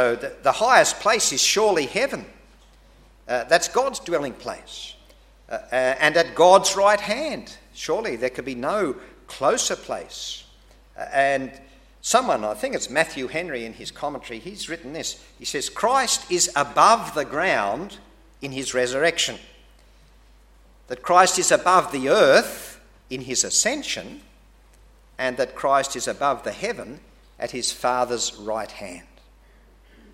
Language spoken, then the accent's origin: English; Australia; being an Australian